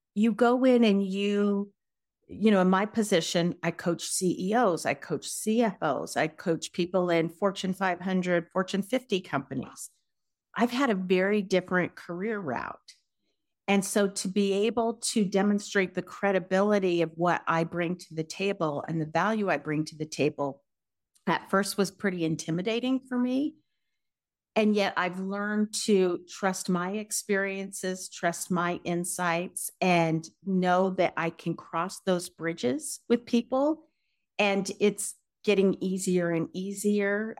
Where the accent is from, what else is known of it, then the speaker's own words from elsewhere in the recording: Denver, Colorado, United States; also born or lived in California / New York City / Los Angeles / Seattle; I am from Denver originally.